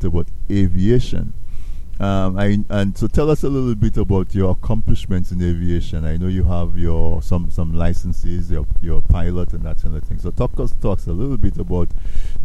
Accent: Castle Bruce, Dominica; also born or lived in Roseau, Dominica; as a young boy, growing up in Castle Bruce, we used to do cassava

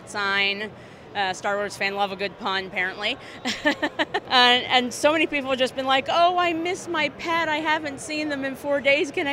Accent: Chicago, Illinois, United States; I'm from Chicago

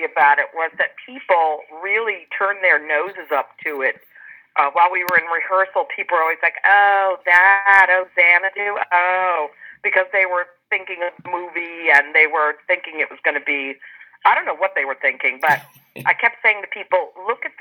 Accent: Rhode Island, United States; also born or lived in Philadelphia; I grew up in Rhode Island

